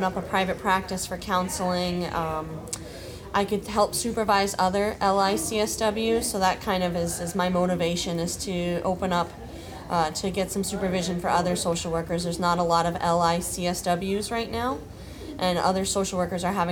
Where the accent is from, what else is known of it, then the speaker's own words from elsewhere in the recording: Blackstone, Massachusetts, United States; I grew up in Blackstone, and I went to Blackstone Regional High School